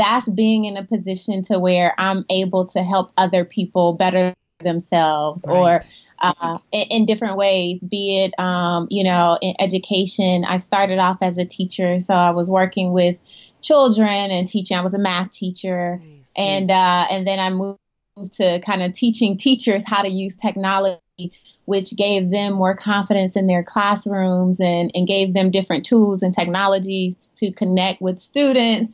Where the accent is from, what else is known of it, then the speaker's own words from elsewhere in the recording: Decatur, Georgia, United States; moved away; In Decatur, Georgia. Yep. Born and raised.